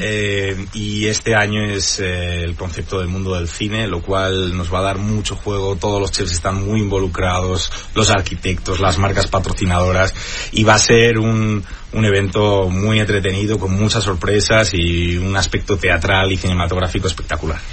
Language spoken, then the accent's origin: Spanish; Spain; now in Mexico; Soy muy español